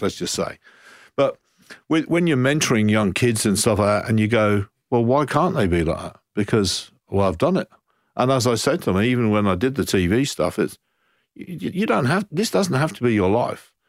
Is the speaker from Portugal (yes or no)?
no; Coventry, West Midlands, United Kingdom; moved away as an adult; now in Brighton, Australia; I'm from Coventry and I'm, I'm now living in Brighton